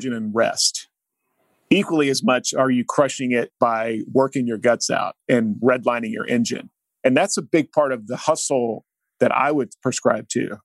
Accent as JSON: {"language": "English", "region": "Oklahoma", "country": "United States", "tie": "born or raised there", "said": "an Oklahoma kid"}